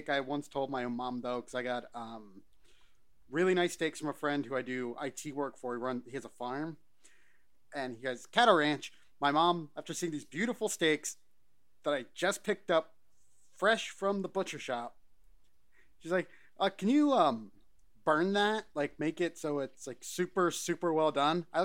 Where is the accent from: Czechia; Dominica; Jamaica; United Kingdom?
United Kingdom; Scotland; Well, I'm Scottish, so anything potatoes go on everything.